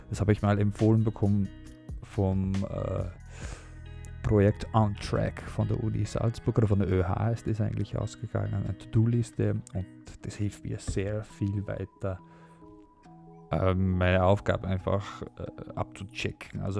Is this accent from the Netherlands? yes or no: yes; Netherlands; German is a second language; weil ich komme natürlich aus, also ich bin Holländer und, und in Holland gibt es auch ein Stipendium.